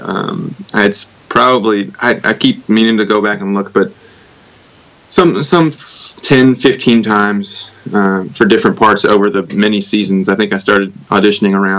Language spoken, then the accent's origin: English; Conyers, Georgia, United States; I'm from Conyers, which is about 30 minutes